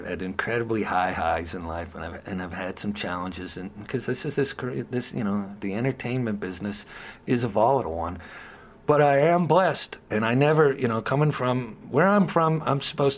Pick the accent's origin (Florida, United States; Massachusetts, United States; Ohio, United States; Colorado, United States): Ohio, United States; Youngstown; I'm from Youngstown